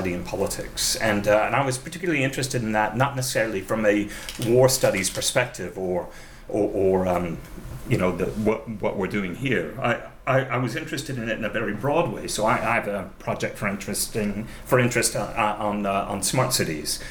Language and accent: English; United States; As an American